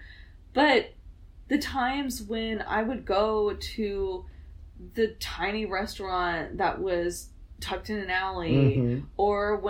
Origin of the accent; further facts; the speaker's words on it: Oklahoma, United States; also born or lived in Texas; growing up in Oklahoma and Texas